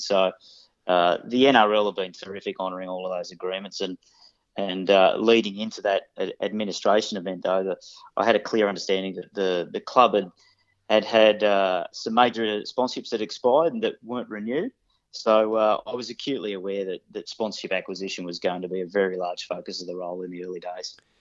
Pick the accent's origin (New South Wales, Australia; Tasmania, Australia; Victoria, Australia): New South Wales, Australia; Sydney; moved away as an adult; also born or lived in Queensland; I grew up in Western Sydney